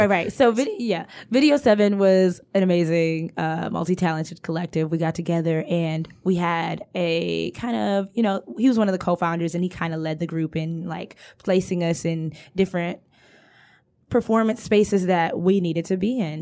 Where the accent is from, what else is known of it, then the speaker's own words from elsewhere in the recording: Detroit, Michigan, United States; I've lived in Detroit all my life